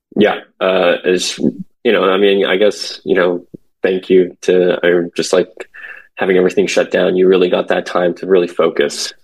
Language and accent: English; San Francisco Bay Area, California, United States; also born or lived in South Korea; now in Los Angeles, United States; born in Korea, came to where I was raised in San Francisco Bay Area ever since I was five